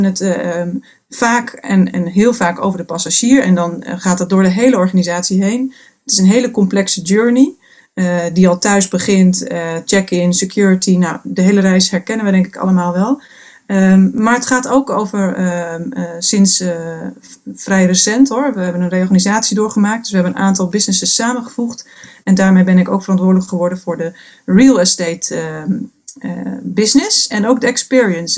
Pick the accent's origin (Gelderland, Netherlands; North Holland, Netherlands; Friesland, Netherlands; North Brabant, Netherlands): Friesland, Netherlands; geboren en getogen in Friesland, dus dat zit toch in je